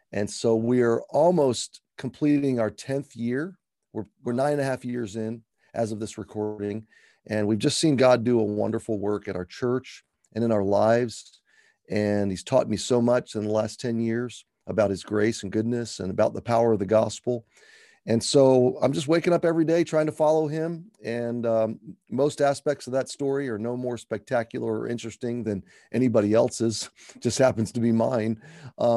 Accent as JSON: {"language": "English", "town": "Atlanta", "region": "Georgia", "country": "United States", "tie": "born or raised there", "also_born_or_lived": "Baltimore, Maryland / Alabama", "said": "I was born in Baltimore, and my dad took a job change that took us to Alabama for a few years, and then ultimately to the Atlanta area"}